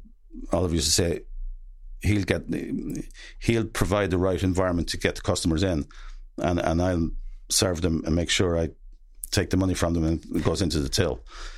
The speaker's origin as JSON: {"language": "English", "town": "Gortnahoo", "country": "Ireland", "said": "I'm from Gortnahoo. Myself and Shane Long are two famous people from Gortnahoo."}